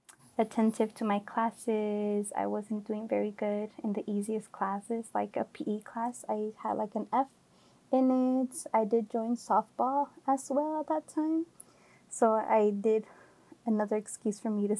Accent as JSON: {"language": "English", "town": "Oakland", "region": "California", "country": "United States", "tie": "born or raised there", "also_born_or_lived": "Santa Barbara, California", "said": "I am from the Bay Area, from Oakland. I was born and raised"}